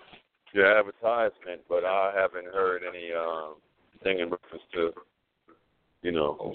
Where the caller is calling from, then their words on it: the Carolinas, United States; I'm calling from the Carolinas.